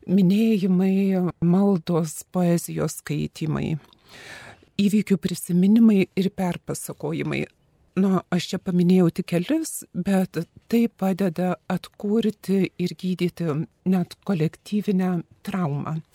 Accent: Lithuania; mes lietuviai irgi turėjom labai panašią istoriją

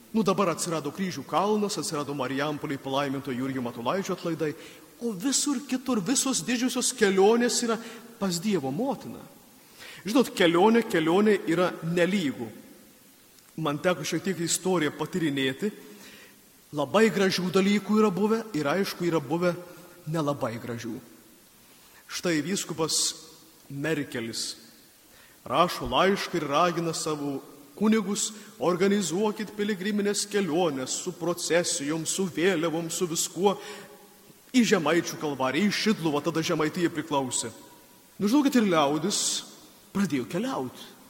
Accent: Samogitia, Lithuania; Mes žemaičiai kalnus gėdam

